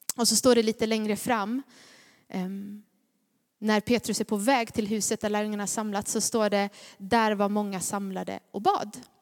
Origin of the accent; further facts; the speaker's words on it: Gnosjö, Jönköping County, Sweden; accent: Småländska; jag är från Gnosjö